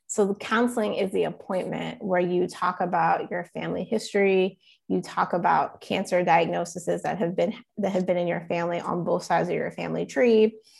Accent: Goldsboro, North Carolina, United States; also born or lived in Chapel Hill, North Carolina; We're from a town called Goldsboro

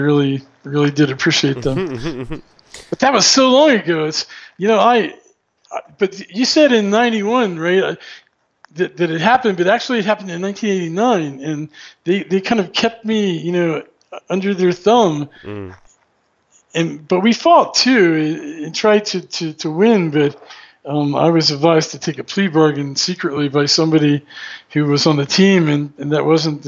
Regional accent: Maryland, United States; moved away; it was a W3 prefix because I was from Maryland

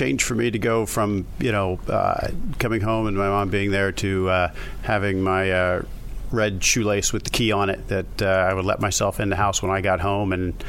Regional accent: Baltimore, Maryland, United States

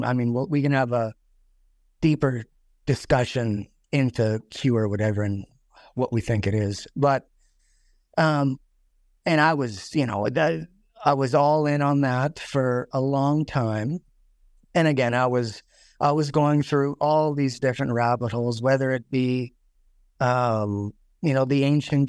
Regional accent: Saskatchewan, Canada; So I'm …. I'm from Saskatchewan.

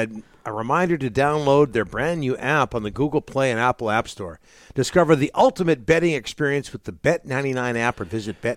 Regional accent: Vancouver, British Columbia, Canada; I grew up in Vancouver.

